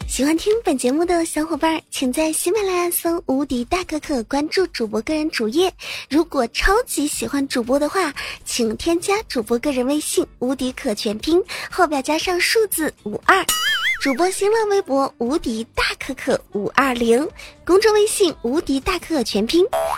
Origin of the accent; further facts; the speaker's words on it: Hubei, China; 作为一个湖北人啊，发现在湖北高考真的挺不容易的